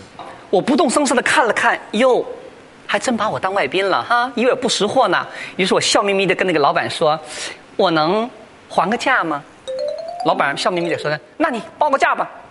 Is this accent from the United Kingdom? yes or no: no; China; 我说的什么呀？还说我们中国人抠门呢，你们犹太人才是出了名的铁算盘。